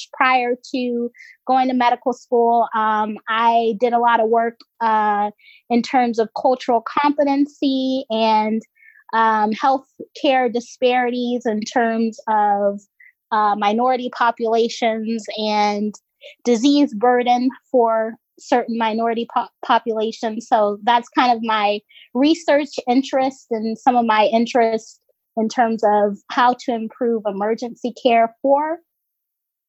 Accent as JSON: {"language": "English", "region": "Georgia", "country": "United States", "moved": "as an adult", "lives_now": "Philadelphia, United States", "said": "I'm originally from Georgia. Currently, I'm up in Philly for residency."}